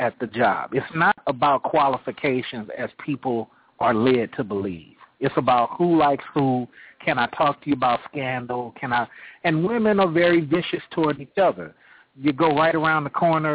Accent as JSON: {"language": "English", "town": "Oakland", "region": "California", "country": "United States", "said": "I'm from Oakland, California."}